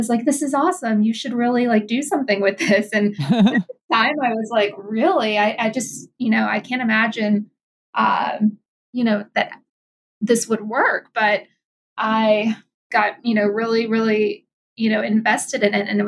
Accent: Louisiana, United States; moved away as an adult; also born or lived in New York City; my hometown, but, you know, in Louisiana

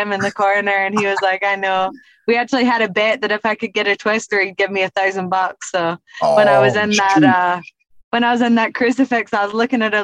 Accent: Kilmarnock, Scotland, United Kingdom; also born or lived in Thailand; now in Las Vegas, United States; I lived in a place called Kilmarnock, which is like a small town outside of Glasgow

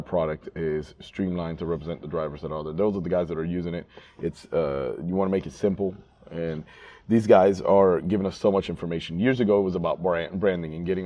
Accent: South Florida, United States; I'm from South Florida.

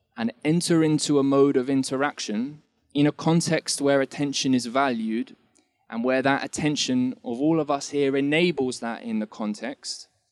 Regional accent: England, United Kingdom; moved away; So I'm initially from England, and I've been here a while though.

